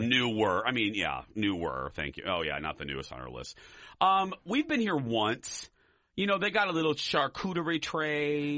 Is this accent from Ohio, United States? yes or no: no; Chicago, Illinois, United States; I'm from the Chicagoland area